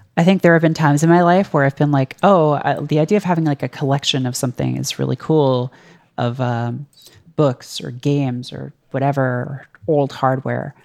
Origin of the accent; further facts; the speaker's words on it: Canada; moved away as an adult; now in United States; one of the weird things about being Canadian is, like, you share a lot of culture with the U S